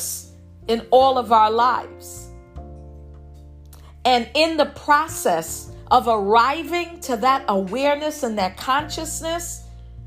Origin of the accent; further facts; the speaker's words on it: New York City, New York, United States; me growing up in Brooklyn, I'm a New Yorker